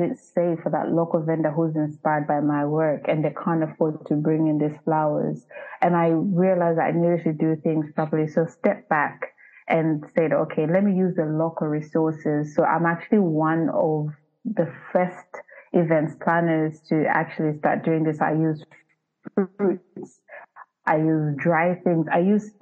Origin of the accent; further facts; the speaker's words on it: Zambia; moved away; I'm uprooted from Zambia.